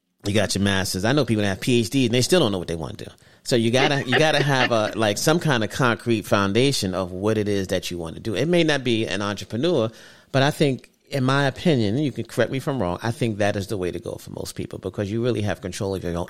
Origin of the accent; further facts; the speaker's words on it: New York City, New York, United States; I'm from Brooklyn.